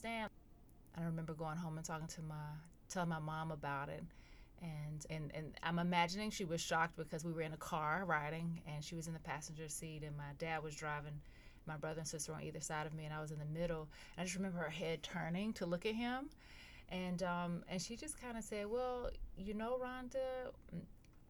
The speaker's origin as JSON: {"language": "English", "town": "Goldston", "region": "North Carolina", "country": "United States", "tie": "born or raised there", "also_born_or_lived": "Durham, North Carolina", "said": "I'm from a small rural town called Golston, North Carolina"}